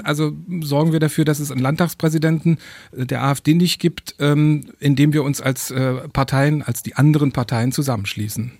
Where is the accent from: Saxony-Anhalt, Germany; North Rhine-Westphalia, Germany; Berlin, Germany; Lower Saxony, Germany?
Saxony-Anhalt, Germany; Dessau; in Sachsen-Anhalt, wo ich aufgewachsen bin, Dessau